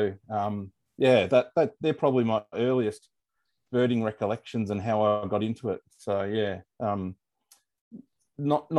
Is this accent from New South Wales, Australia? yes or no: no; Morwell, Victoria, Australia; moved away as an adult; also born or lived in Strzelecki Ranges, Victoria; now in Melbourne, Australia; I grew up in Gippsland